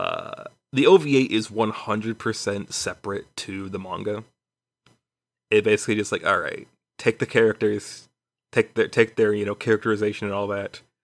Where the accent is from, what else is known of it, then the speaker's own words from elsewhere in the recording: Chicago, Illinois, United States; now in Houston, United States; I was born in Chicago